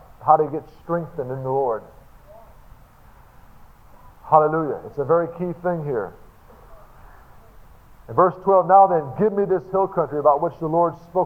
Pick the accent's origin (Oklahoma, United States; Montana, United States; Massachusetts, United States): Oklahoma, United States; Tulsa; I'm from Tulsa, Oklahoma